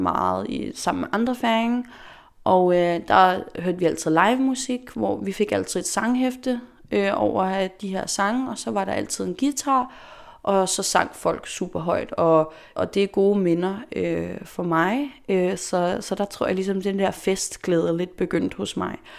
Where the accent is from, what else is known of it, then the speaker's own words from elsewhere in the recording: Faroe Islands; also born or lived in Denmark / Amager, Copenhagen; now in Copenhagen, Denmark; jeg kommer fra Færøerne